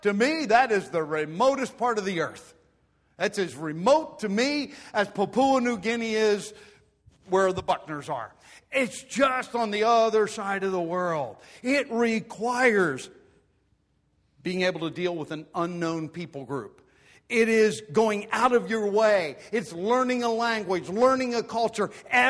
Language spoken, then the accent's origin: English; Pennsylvania Dutch country, United States; growing up in Pennsylvania, Dutch country.